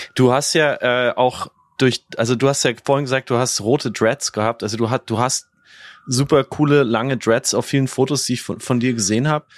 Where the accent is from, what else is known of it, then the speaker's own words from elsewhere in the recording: Bavaria, Germany; accent: Bavarian; als aus Bayern kommende finde ich diesen Dialekt einfach unglaublich spannend